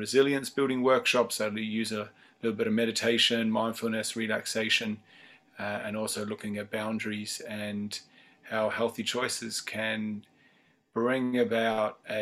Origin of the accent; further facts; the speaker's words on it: New Zealand; now in Dublin, Ireland; I'm based in Dublin, Ireland. I'm originally from New Zealand